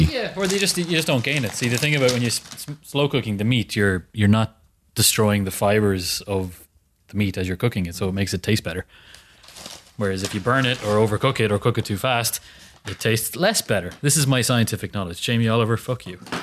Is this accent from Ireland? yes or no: yes; Ireland; we are Irish